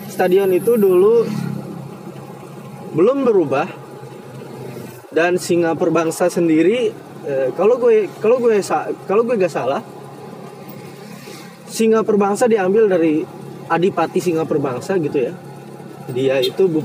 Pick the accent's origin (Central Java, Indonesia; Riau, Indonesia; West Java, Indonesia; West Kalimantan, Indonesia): West Java, Indonesia; Karawang; accent: Karawang; aduh gue pakai logat Kerawang lagi